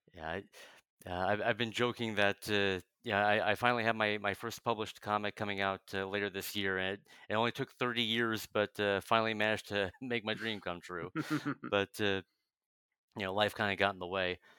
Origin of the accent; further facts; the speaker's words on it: New Jersey, United States; now in Chicago, United States; I'm I'm originally from uh, New Jersey